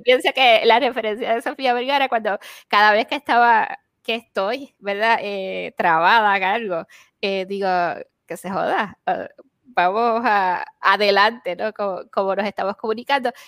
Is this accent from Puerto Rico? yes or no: yes; Puerto Rico; now in Arizona, United States; nosotros siendo puertorriqueños, ¿no? Y siendo aquí en Estados Unidos